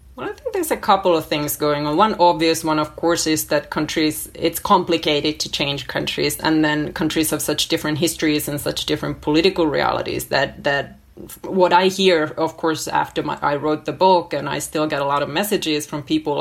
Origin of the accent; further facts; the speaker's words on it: Finland; moved away as an adult; also born or lived in New York City, United States; now in Helsinki, Finland; I am completely Finnish. I grew up in Finland, and my parents are Finnish